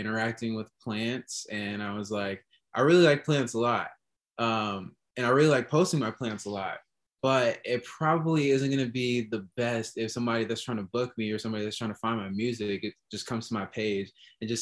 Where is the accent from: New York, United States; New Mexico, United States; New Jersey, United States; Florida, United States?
New York, United States; Rochester; moved away as an adult; now in Chicago, United States; I'm from Rochester, New York. And I moved out here in 2013 to go to college